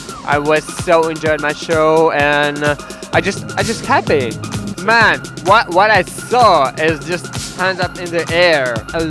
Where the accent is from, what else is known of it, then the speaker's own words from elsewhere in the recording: Russia; English is a second language; I'm from Russia